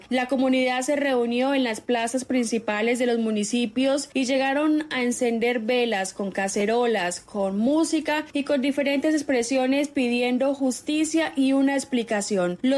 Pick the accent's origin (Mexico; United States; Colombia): Colombia; hacen que cada policía nos sintamos orgullosos de haber abrazado esta profesión alguna vez y que como colombianos, como integrantes, de esta sociedad hacemos patria en el lugar que estemos